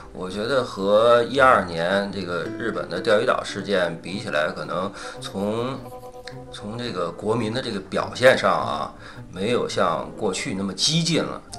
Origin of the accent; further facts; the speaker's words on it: China; 我中国人